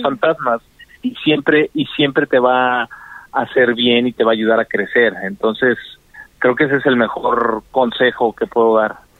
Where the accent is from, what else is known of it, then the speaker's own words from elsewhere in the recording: Mexico; also born or lived in Washington, D.C., United States; yo crecí toda mi vida en México entre Cela, entre Querétaro y Celaya